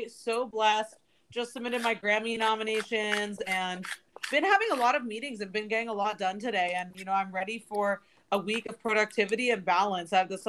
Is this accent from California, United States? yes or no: no; Washington, District of Columbia, United States; D.C. is my hometown.